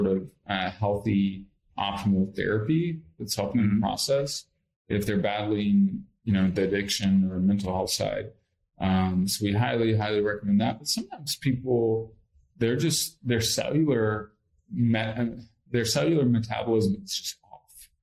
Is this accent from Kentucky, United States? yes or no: yes; Lexington, Kentucky, United States; I grew up in Lexington, Kentucky